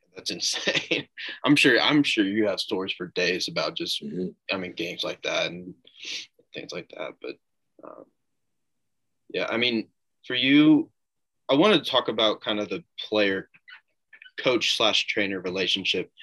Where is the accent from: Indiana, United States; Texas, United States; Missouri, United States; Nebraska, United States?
Indiana, United States; Noblesville; in my hometown of Noblesville